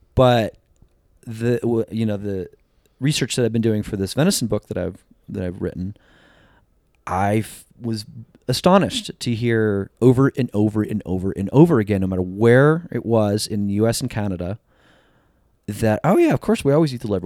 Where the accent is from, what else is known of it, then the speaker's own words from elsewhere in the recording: New Jersey, United States; now in Sacramento, United States; I grew up in Jersey